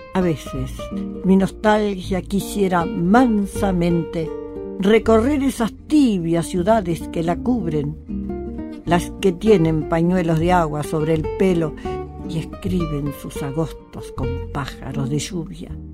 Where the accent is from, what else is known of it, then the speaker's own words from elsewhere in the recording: Concepción del Uruguay, Entre Ríos, Argentina; moved away; also born or lived in Buenos Aires; Nací en Concepción del Uruguay, Entre Ríos